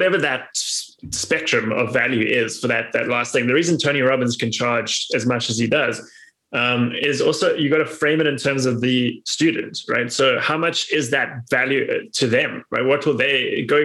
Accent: South Africa; moved away as an adult; now in New York City, United States; Growing up in South Africa

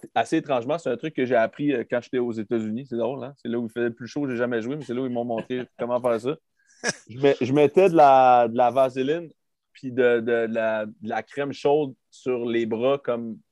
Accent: Quebec City, Quebec, Canada; also born or lived in Texas; on vient pas de Nashville, on vient de Québec. il fait fret à Québec

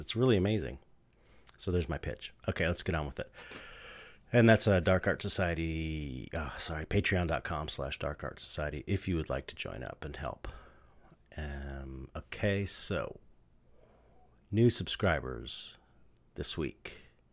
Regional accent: Southern California, United States; I grew up in Southern California

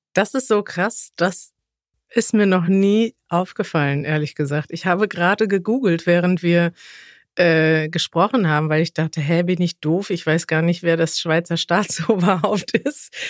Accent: Germany; wir Deutschen

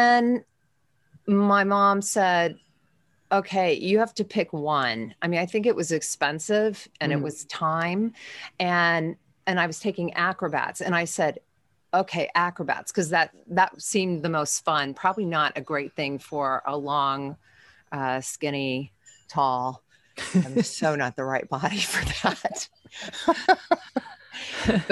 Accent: Evansville, Indiana, United States; I grew up in Evansville, Indiana

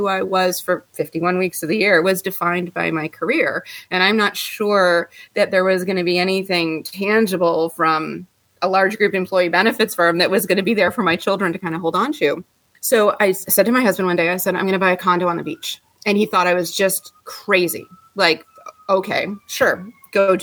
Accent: Ottawa, Ontario, Canada; moved away as an adult; now in Tampa Bay, United States; I am originally from Canada, Ottawa, Canada, and I moved here to the Tampa Bay area in 1998

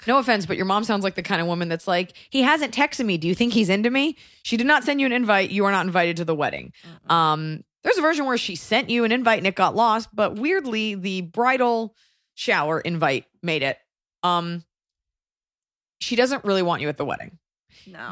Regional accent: United States; I'm American

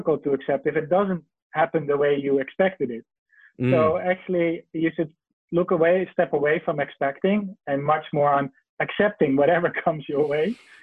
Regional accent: Netherlands; now in China; I'm from the Netherlands originally.

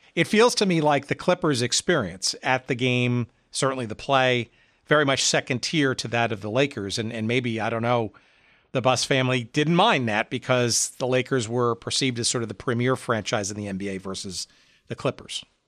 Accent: East Coast, United States; now in Chicago, United States; I grew up on the East Coast

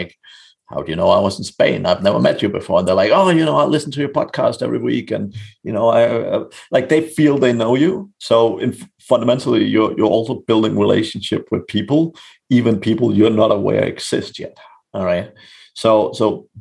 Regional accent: Denmark; moved away as an adult; also born or lived in Ireland; I'm from Denmark originally, but I got a job moving to Ireland

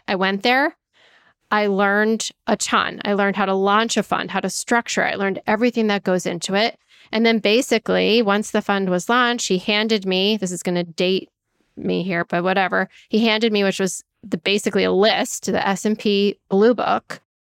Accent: Danbury, Connecticut, United States; I went to Western Connecticut State University in Danbury, Connecticut, my hometown at the time

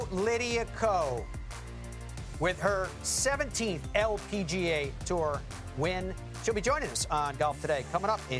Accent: Florida, United States; I'm from Florida.

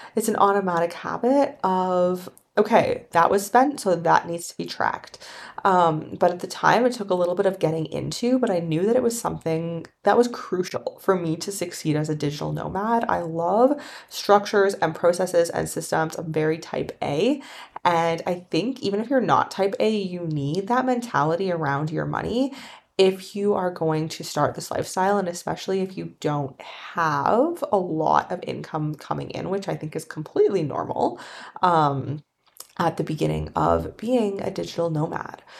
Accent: Canada; moved away; I'm from Canada

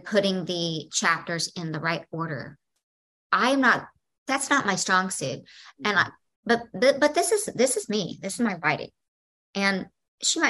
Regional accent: the South, United States; I come from the South

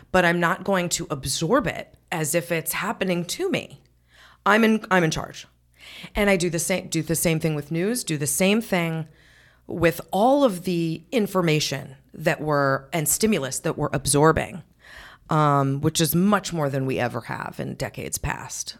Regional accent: New England, United States; now in Darien, United States; I grew up in New England

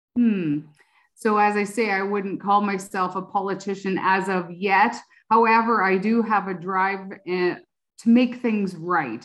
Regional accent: Oxford County, Ontario, Canada; I grew up in Oxford County

